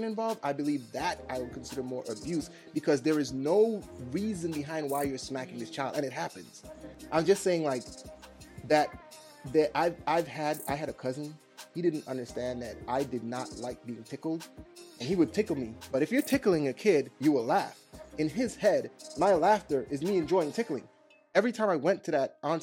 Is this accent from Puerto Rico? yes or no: no; Trinidad & Tobago; I'm Trinidadian